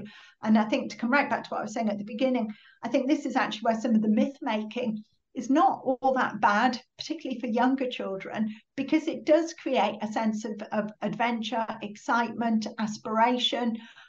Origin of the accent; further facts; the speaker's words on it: Middlesbrough, North East England, United Kingdom; So I'm from Middlesbrough, Captain Cook was from Middlesbrough. You know, we didn't have a lot growing up in Middlesbrough in the 1980s